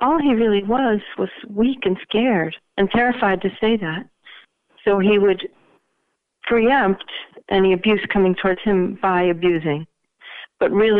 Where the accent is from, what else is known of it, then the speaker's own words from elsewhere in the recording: New England, United States; I'm from New England